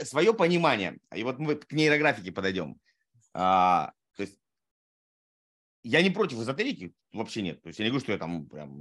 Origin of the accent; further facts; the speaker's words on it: Saratov, Saratov Oblast, Russia; я из Саратова